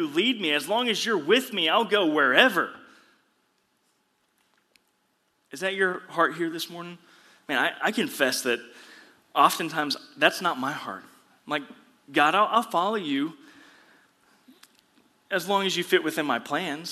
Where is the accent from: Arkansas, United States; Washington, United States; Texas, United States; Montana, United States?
Texas, United States; The Woodlands; I grew up here in the Woodlands area.